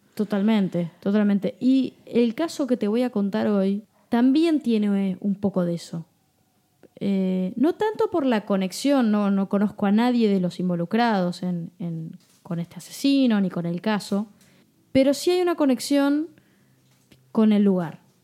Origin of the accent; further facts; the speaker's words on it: Buenos Aires, Argentina; yo nací en Flores. Este es uno de los barrios porteños de la ciudad de Buenos Aires.